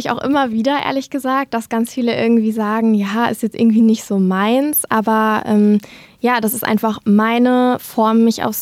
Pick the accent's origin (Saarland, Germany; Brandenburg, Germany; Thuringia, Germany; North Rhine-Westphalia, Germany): North Rhine-Westphalia, Germany; Dinslaken; ich bin 26 Jahre alt, ich komme aus Dienstlaken und ich arbeite als Redakteurin bei einer Tageszeitung.